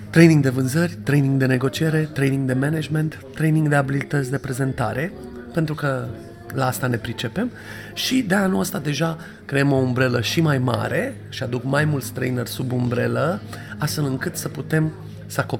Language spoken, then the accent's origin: Romanian; Romania